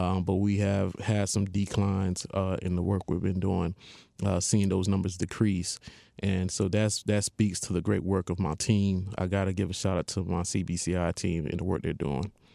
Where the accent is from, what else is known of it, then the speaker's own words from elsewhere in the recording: Haiti; moved away; I'm originally from Haiti